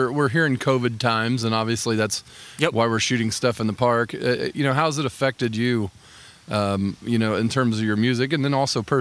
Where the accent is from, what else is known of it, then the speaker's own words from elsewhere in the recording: Pendleton, Indiana, United States; I grew up just around Pendleton